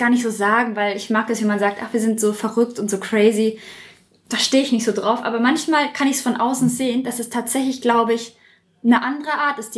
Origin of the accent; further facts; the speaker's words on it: Würzburg, Bavaria, Germany; Aus Würzburg bin ich.